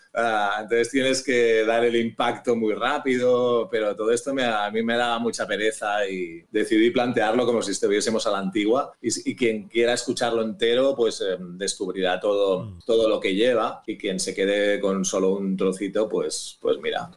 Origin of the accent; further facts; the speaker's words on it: Barcelona, Catalonia, Spain; now in La Garriga, Spain; yo soy de Barcelona, he vivido siempre en Barcelona, menos una época muy breve de mi vida